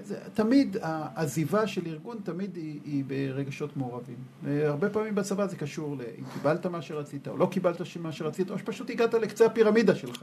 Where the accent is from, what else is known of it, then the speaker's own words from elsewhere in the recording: Israel; אני גדלתי במשפחה שהיא מאוד קיבוצניקית. כלומר, אני ככה, כשהייתי ילד, הדבר הכי חשוב היה לקטוף את הכותנה